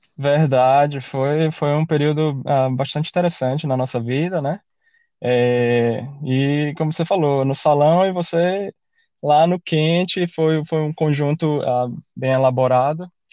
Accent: Aracaju, Sergipe, Brazil; moved away as an adult; also born or lived in Salvador, Brazil / Canada; now in Australia; eu sou, eu sou de Aracaju, né, nascido em Salvador

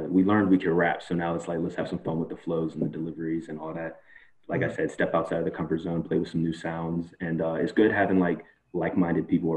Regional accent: Pittsburgh, Pennsylvania, United States; I was born and raised in Penn Hills, Pittsburgh

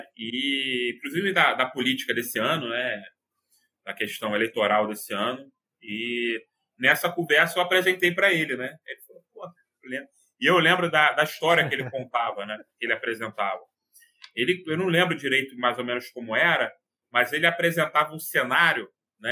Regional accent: Rio de Janeiro, Brazil; eu sou aqui do Rio de Janeiro

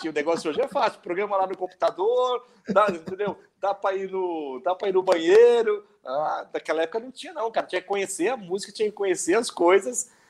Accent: Duartina, São Paulo, Brazil; Rapaz, eu sou de Duartina, sou duartinense, sou do interior de São Paulo.

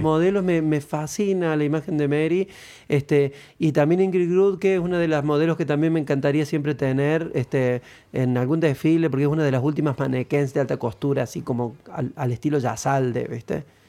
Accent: Córdoba, Argentina; moved away; also born or lived in Entre Ríos / Buenos Aires; Yo soy cordobés, pero vivo en Entre Ríos

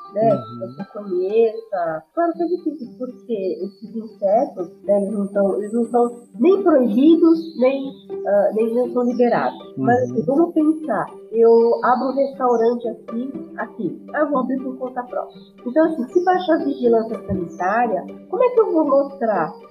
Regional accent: São Paulo, Brazil; eu sou de São Paulo, assim, São Paulo capital, né?

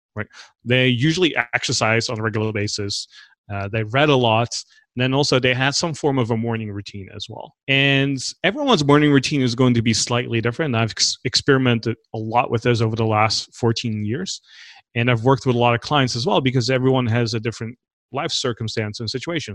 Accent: Netherlands; moved away as an adult; also born or lived in Los Angeles; I grew up in the Netherlands

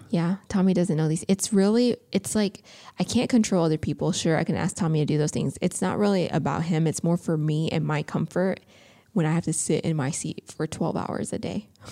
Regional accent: Indiana, United States; now in California, United States; we're from the Midwest, um, in Indiana

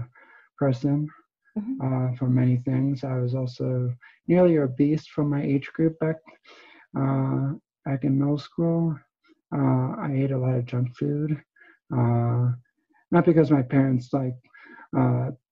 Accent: New Jersey, United States; now in Pennsylvania, United States; I was originally from New Jersey, and now I'm in Pennsylvania

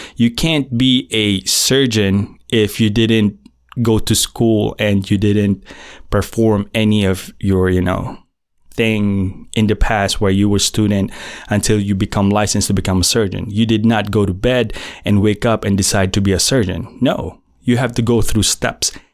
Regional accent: Philippines; first language Filipino; English is a second language; in my native tongue, Filipino, I'm Filipino

